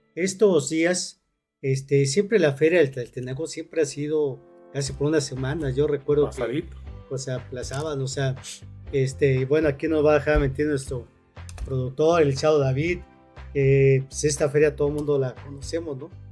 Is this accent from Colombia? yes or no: no; Cuernavaca, Morelos, Mexico; Los que somos de Cuernavaca